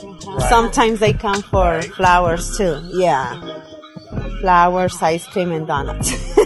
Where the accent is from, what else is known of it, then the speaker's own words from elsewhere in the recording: Oaxaca, Mexico; now in Vista, United States; Grandmother and grandfather. Yeah, they from Oaxaca, yeah. We are from Oaxaca.